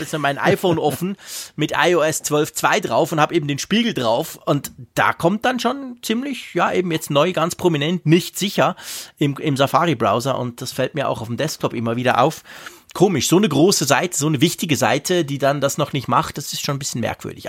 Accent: Switzerland; bei uns in der Schweiz

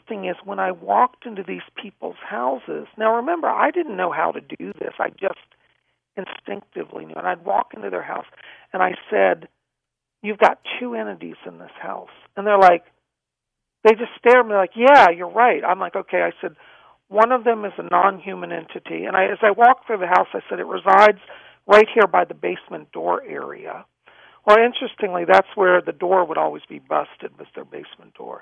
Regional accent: Alexandria, Virginia, United States; I grew up in Alexandria, Virginia.

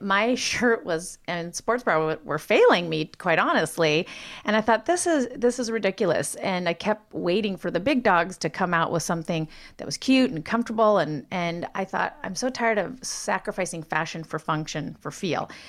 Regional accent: Montana, United States; moved away; being born and raised in Montana, where there's three times more sheep than people.

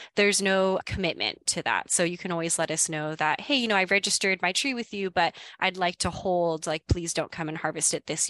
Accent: Hawaii, United States; moved away; I am originally from Hawaii, so I'm actually from out of state

